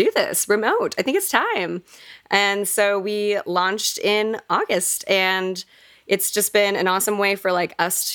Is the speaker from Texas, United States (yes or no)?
yes; Fort Worth, Texas, United States; born or raised there